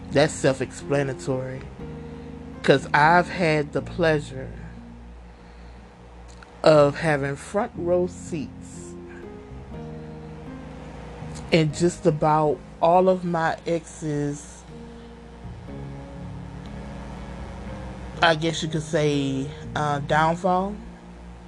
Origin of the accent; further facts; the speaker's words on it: Louisiana, United States; I'm from Louisiana